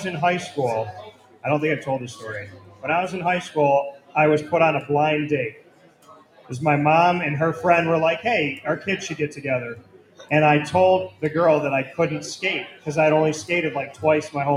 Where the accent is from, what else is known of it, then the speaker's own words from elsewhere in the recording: Central New York, United States; moved away as an adult; I grew up in Central New York. I've lived in different states. I came back here